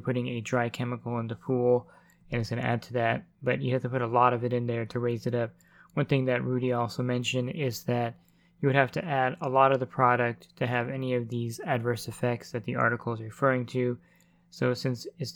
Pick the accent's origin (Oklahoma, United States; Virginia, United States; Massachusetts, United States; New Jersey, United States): New Jersey, United States; I'm from New Jersey